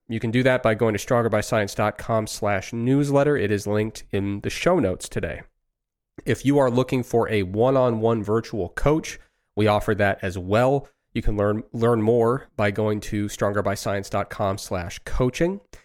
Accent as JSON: {"language": "English", "region": "Ohio", "country": "United States", "tie": "born or raised there", "said": "growing up in Ohio in the nineties"}